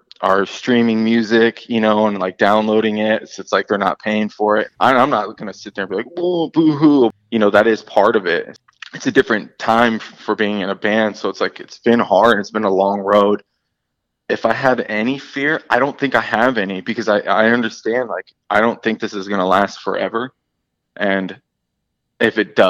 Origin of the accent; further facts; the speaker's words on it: Berkeley, California, United States; moved away as an adult; also born or lived in Oakland, California; now in Florida, United States; that's where I'm from, the Bay Area up in California. So I'm, you know, Oakland, like I was born in Berkeley and I used to live in Oakland, but 5 years ago I moved to Florida.